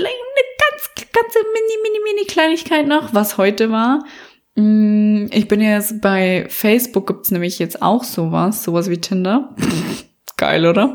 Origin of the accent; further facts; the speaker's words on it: Bavaria, Germany; accent: Bavarian dialect; now in Berlin, Germany; es ist gar kein Akzent, sondern Dialekt, denn ich bin aus Bayern.